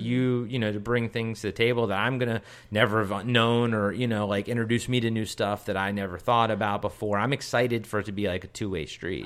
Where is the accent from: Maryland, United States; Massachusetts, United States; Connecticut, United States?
Maryland, United States; Baltimore; Baltimore, I'm from Baltimore